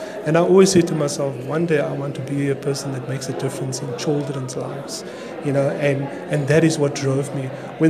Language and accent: English; Cape Town, Western Cape, South Africa; You know, I was born in Cape Town